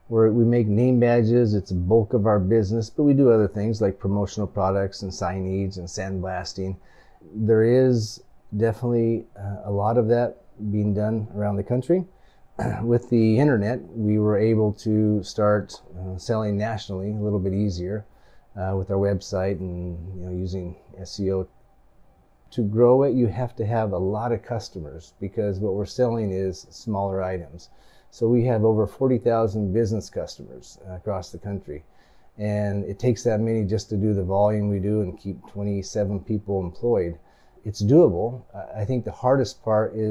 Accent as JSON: {"language": "English", "town": "Grants Pass", "region": "Oregon", "country": "United States", "tie": "born or raised there", "also_born_or_lived": "Japan / Salem, Oregon", "said": "I like Grants Pass. It's my hometown"}